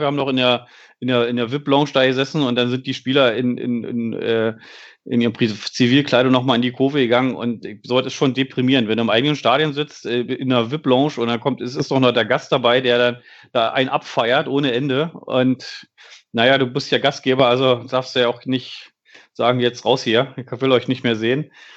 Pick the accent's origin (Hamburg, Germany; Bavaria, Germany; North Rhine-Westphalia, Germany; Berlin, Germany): Berlin, Germany; now in Bielefeld, Germany; als Berliner